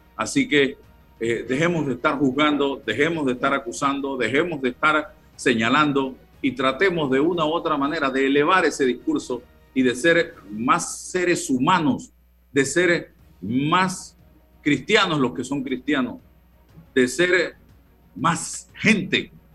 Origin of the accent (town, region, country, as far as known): Panama